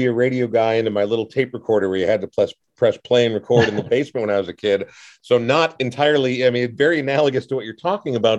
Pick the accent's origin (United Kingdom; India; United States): United States; Coon Rapids, Minnesota; my hometown of Coon Rapids